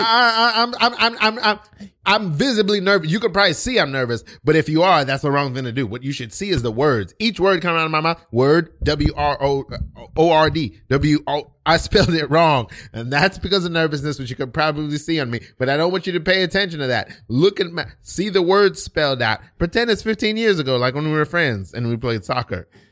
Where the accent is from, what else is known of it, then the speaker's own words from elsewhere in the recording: United States; I was born here in America, but both of my parents are Haitian